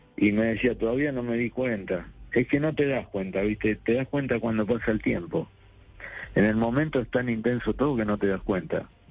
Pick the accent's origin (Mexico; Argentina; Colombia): Argentina; La Plata, Buenos Aires Province; Estoy en sí, en mi ciudad, mi ciudad natal, en la ciudad de La Plata.